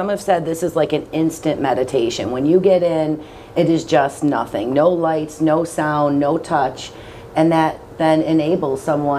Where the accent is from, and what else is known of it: Buffalo, New York, United States; born or raised there